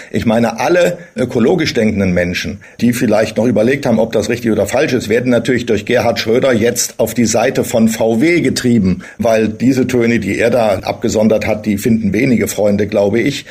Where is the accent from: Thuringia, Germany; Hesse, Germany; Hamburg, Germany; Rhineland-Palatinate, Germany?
Thuringia, Germany; moved away; Ich bin ja in Thüringen geboren